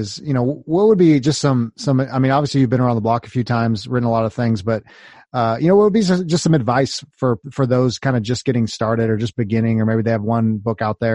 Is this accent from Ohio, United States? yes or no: no; California, United States; I grew up in California